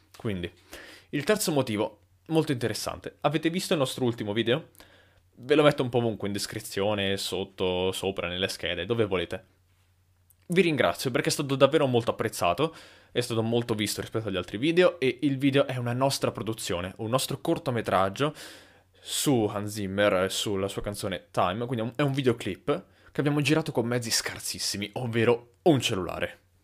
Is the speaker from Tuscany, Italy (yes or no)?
yes; Lucca, Tuscany, Italy; noi siamo di Lucca